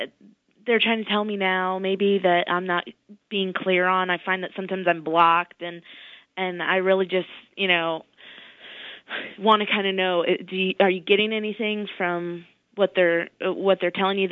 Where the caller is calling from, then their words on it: Pennsylvania, United States